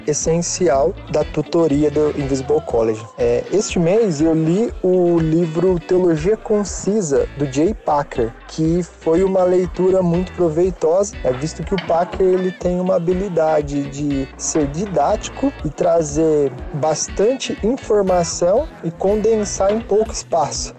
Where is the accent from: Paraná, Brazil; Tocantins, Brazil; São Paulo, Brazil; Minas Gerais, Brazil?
São Paulo, Brazil; Sumaré; sou de Sumaré, São Paulo